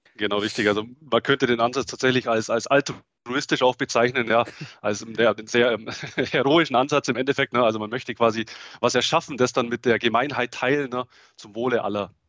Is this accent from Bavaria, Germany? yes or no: yes; Augsburg, Bavaria, Germany; accent: Swabian; Ich komme aus, aus Augsburg. Ja, hört man vielleicht auch das Schwäbische ein bisschen durch.